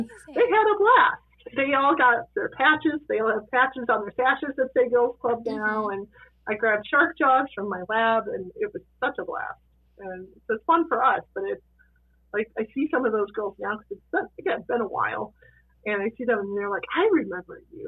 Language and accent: English; Chicago, Illinois, United States; now in Meadville, United States; I grew up in Chicago